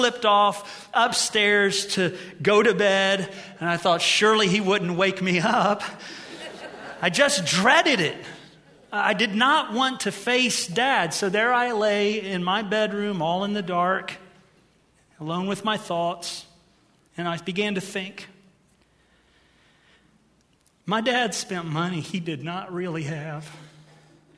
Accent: Ohio, United States; moved away; I'm from Ohio

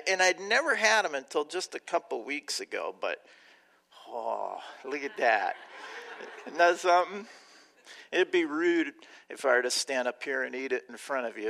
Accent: Southern California, United States; now in Chicago, United States; I grew up in Southern California

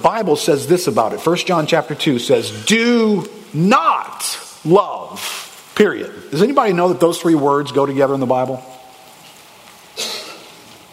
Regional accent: United States; We grew up in America

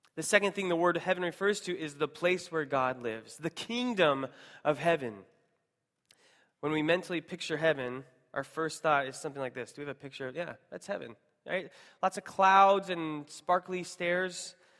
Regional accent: Seattle, Washington, United States; moved away; I'm originally from Seattle

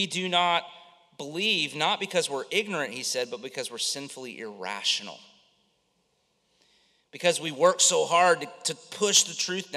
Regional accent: Central Florida, United States; I grew up in Central Florida, lived here my whole life

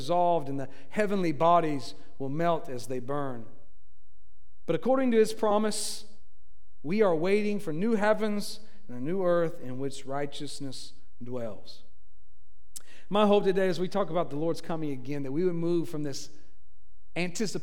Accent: Tennessee, United States; now in Florida, United States; I'm from Tennessee

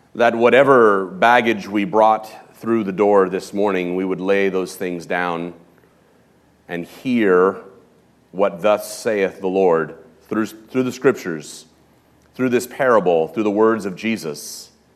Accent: Los Angeles, California, United States; moved away; also born or lived in West County; I grew up in Hollywood, in Los Angeles

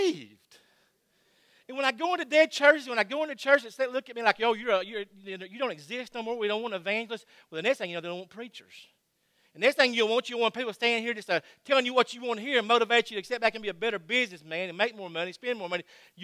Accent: Georgia, United States; I am from Georgia

